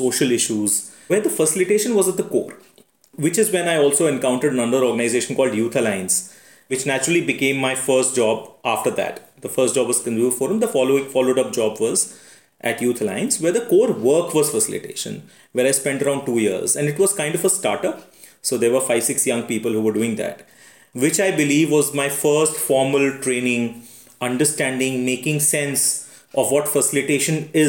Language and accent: English; Aligarh, Uttar Pradesh, India; moved away as an adult; also born or lived in Delhi; when I moved to Delhi University from my town in Aligarh